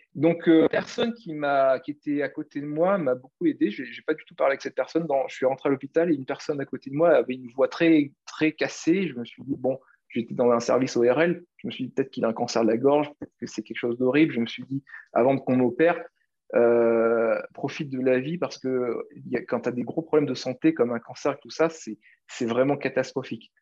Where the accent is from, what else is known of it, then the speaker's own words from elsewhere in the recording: Réunion; moved away; also born or lived in Paris; je suis l'île de La Réunion